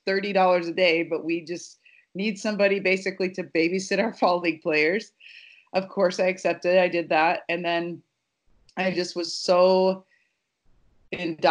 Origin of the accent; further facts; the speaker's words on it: Nebraska, United States; I grew up in Nebraska